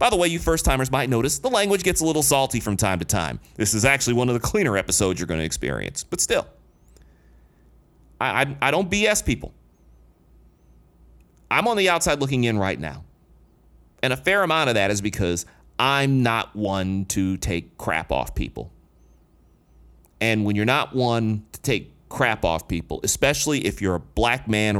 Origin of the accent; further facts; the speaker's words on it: Detroit, Michigan, United States; When I grew up in Detroit